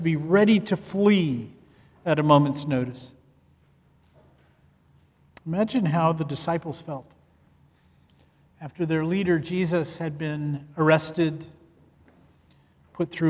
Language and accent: English; Canada; moved away as an adult; also born or lived in Ethiopia; I grew up in Canada. I am a Canadian